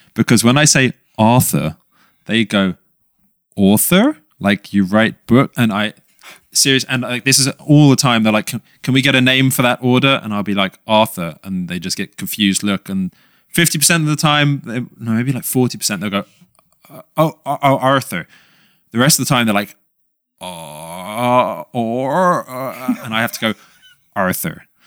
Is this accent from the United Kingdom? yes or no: yes; London, United Kingdom; moved away; we grew up in London